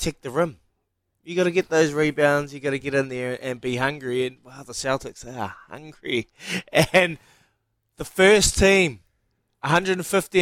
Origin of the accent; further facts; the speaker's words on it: Hawke's Bay, New Zealand; I'm from the Bay